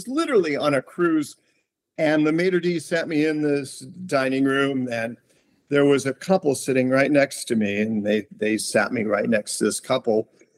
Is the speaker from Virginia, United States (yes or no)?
no; Bremen, Indiana, United States; born there; also born or lived in Columbus, Ohio / North Miami Beach, Florida; Well, I was born in Bremen, Indiana, which is northern Indiana. And we spent a lot of time moving around in Indiana. Then I moved to Columbus, Ohio, Upper Arlington. Then we moved to North Miami Beach, Florida.